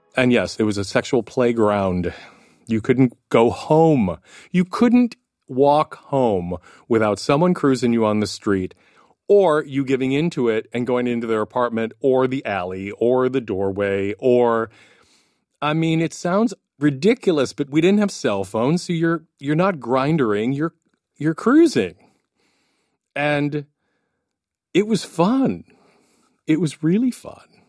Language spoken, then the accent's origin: English; Milwaukee, Wisconsin, United States; moved away as an adult; also born or lived in Minneapolis; now in New York, United States; Milwaukee, um, born and raised Milwaukee